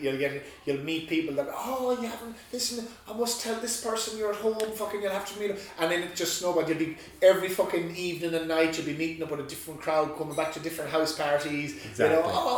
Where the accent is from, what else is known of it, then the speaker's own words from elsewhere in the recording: Roscommon, Connacht, Ireland; moved away as an adult; now in Australia; my hometown of Roscommon